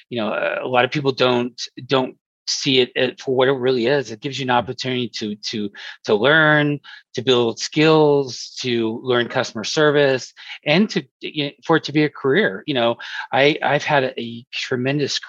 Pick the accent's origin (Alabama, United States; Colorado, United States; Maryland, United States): Colorado, United States; Colorado Springs; I was born and raised in Colorado Springs, Colorado